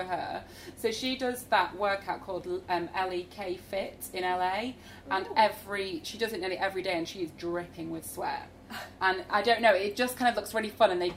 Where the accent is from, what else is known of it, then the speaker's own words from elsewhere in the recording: Grimsby, Yorkshire and the Humber, United Kingdom; I'm from Grimsby